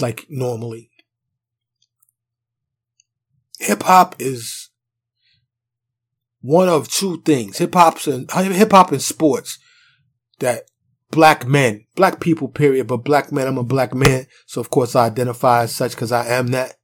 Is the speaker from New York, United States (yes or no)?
yes; New York City, New York, United States; moved away; growing up in New York City, you gotta understand, there's a lot of people, and, you know, grandma's crib, where I was primarily raised until I got my mobility, was in Harlem.